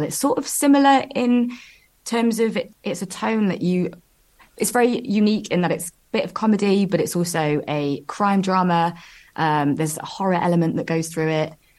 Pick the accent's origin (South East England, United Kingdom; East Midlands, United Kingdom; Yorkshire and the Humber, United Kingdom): East Midlands, United Kingdom; Nottingham; moved away as an adult; now in London, United Kingdom; I'm from Nottingham and I moved to London in 2012